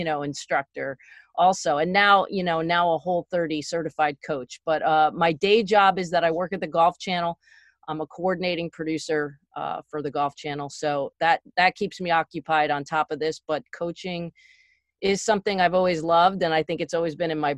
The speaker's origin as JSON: {"language": "English", "region": "Connecticut", "country": "United States", "tie": "born or raised there", "also_born_or_lived": "East Stroudsburg, Pennsylvania", "said": "I grew up in Connecticut."}